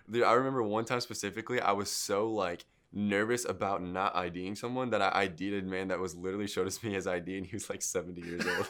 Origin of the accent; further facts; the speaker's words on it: Midland, Michigan, United States; moved away as an adult; now in Houston, United States; I was born there and then raised there until I was, uh, I think I moved here when I was nineteen